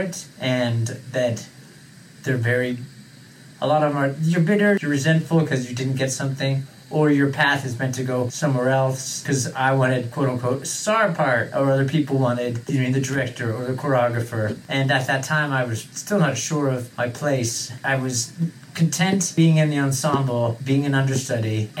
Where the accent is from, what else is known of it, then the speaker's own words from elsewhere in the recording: San Diego, California, United States; I'm from San Diego, California, born and raised.